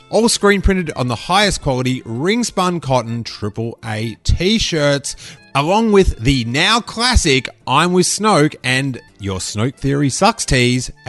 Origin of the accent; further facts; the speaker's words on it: Australia; I'm from Australia.